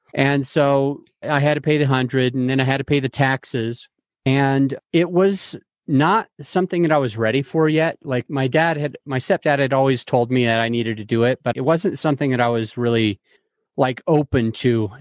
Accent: Salt Lake City, Utah, United States; moved away as an adult; now in Denver, United States; I grew up in Salt Lake City, Utah

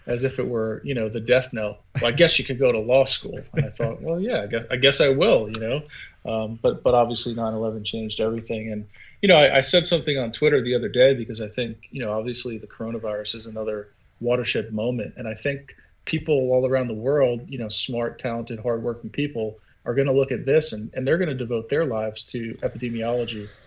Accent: Long Island, New York, United States; I grew up outside of Queens, New York, in Long Island, and I'm from an Irish-American background.

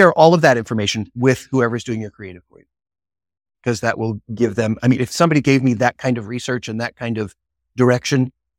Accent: Chicago, Illinois, United States; Yeah, I'm from Chicago.

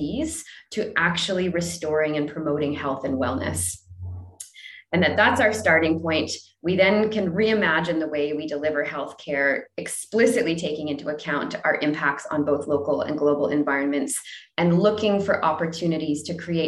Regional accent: New Brunswick, Canada; also born or lived in Ontario; now in Vancouver, Canada; I grew up on the East Coast in the least known province of New Brunswick

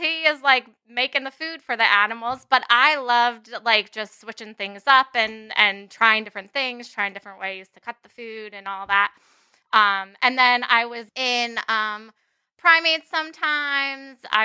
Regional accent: New Jersey, United States; moved away as an adult; now in Connecticut, United States; I'm actually from North Jersey.

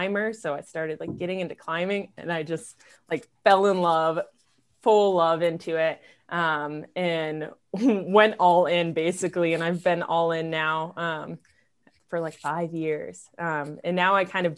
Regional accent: Maryland, United States; moved away as an adult; now in Hailey, United States; I'm from Maryland originally

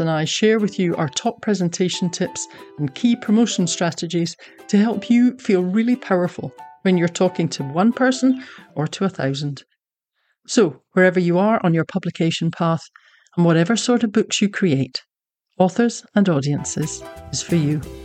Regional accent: Scotland, United Kingdom; now in Texas, United States; I'm a Scottish Texan

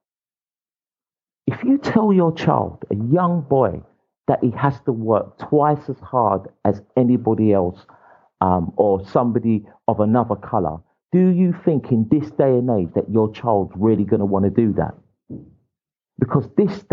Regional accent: England, United Kingdom; I was born in England

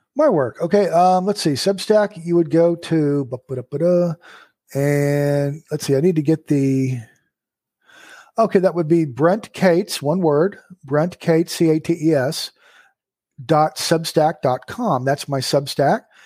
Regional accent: United States; my nature as an American

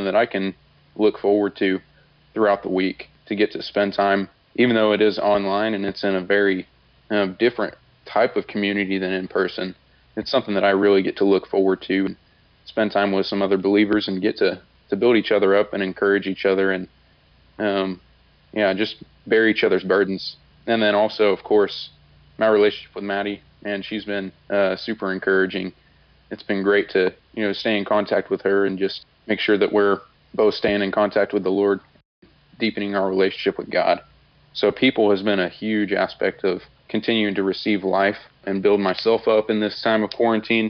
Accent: Muskogee, Oklahoma, United States; I'm from Muskogee, Oklahoma

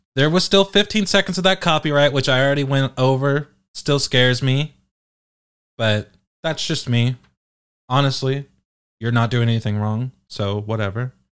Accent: United Kingdom; I'm British

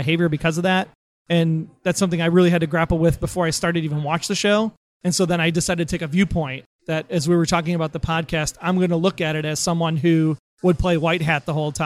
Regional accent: Wisconsin, United States; we're from Wisconsin

